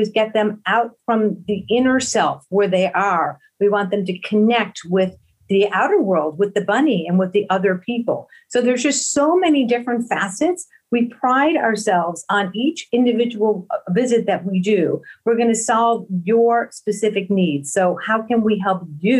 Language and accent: English; Buffalo, New York, United States; also born or lived in Philadelphia area; now in Philadelphia, United States; I grew up in Buffalo, New York, and I migrated over here to the Philadelphia area